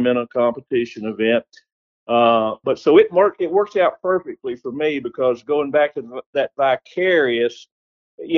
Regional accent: Texas, United States; I'm from Texas

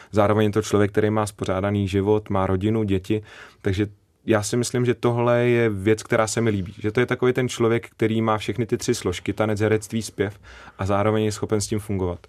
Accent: Záhorie, Bratislava Region, Slovakia; accent: Záhorie dialect; first language Slovak; Czech is a second language; also born or lived in Malacky; now in Czech Republic; já jsem z Pomoraví na slovenské straně, e, z městečka Kbeli

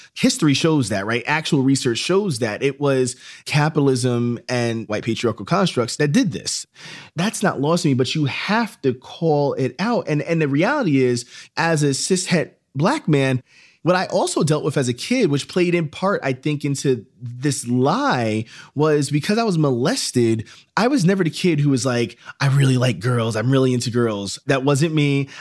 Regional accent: Yonkers, New York, United States; also born or lived in Philadelphia / Columbia, South Carolina; I grew up in Yonkers, New York

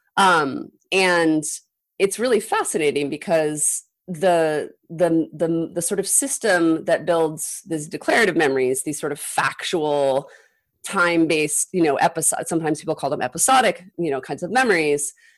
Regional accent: Utah, United States; moved away as an adult; also born or lived in Illinois; growing up in Utah

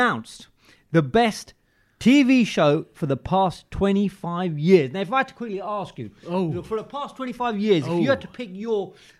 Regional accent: England, United Kingdom; like how we are from England.

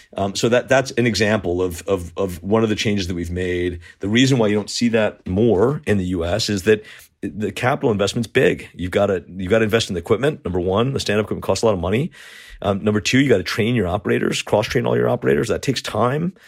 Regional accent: Southern Connecticut, United States; I grew up, um, in a, in a wealthy town in Southern Connecticut

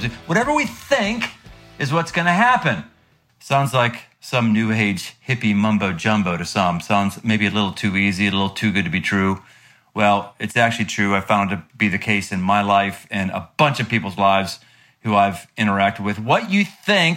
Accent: United States

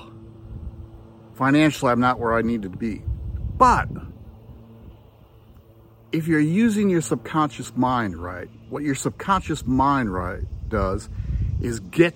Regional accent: Wisconsin, United States; moved away as an adult; now in Tennessee, United States; I'm from Wisconsin, and I taught in Northwestern Wisconsin for a long time

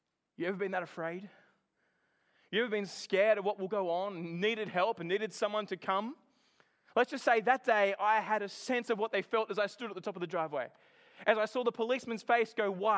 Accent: Australia; I come from Australia

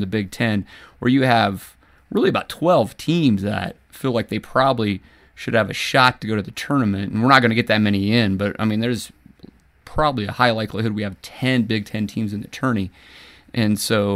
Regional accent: Nebraska, United States; moved away as an adult; now in Colorado, United States; growing up in Nebraska as a basketball fan

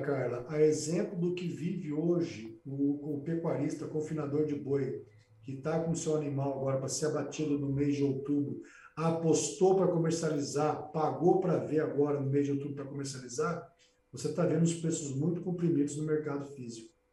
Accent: Brazil; Eu, como brasileiro

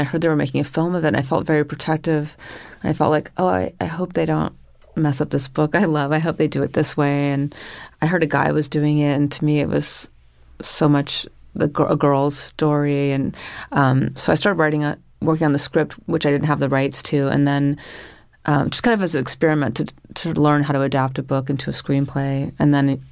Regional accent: Northern California, United States; also born or lived in Paris; now in New York, United States; I grew up in Northern California

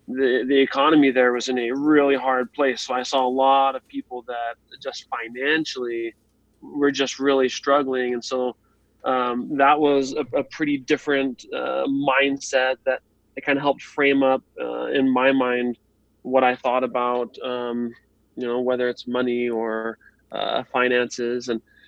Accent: Idaho, United States; also born or lived in Texas / Nebraska; So I grew up in Idaho for a little bit and then Texas, then Nebraska.

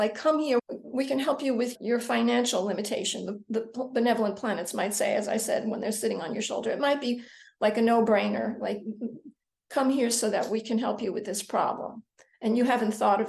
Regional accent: the New York area, United States; I grew up in the New York area, so I spent time in New York City as a teenager and as a young woman

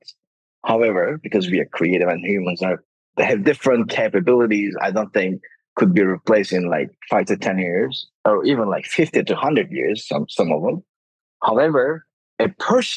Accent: Denizli, Turkey; moved away as an adult; also born or lived in New York, United States; I met my current co-founders, Ahmet and Osman, in Denizli, which is my hometown

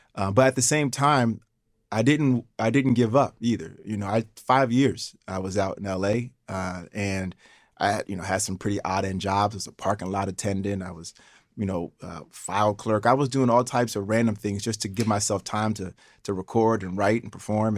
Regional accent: Schenectady, New York, United States; growing up in Schenectady, parents working for G

